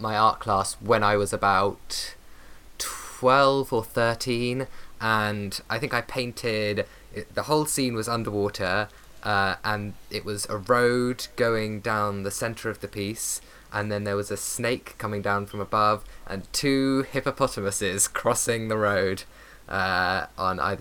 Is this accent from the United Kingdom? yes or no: yes; United Kingdom; I'm very British.